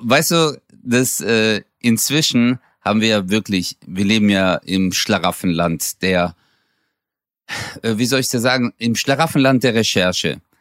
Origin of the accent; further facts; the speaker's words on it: Stuttgart, Baden-Württemberg, Germany; Ich bin zwar in Stuttgarthausen aufgewachsen, aber die Gegend drumherum ist halt schon idyllisch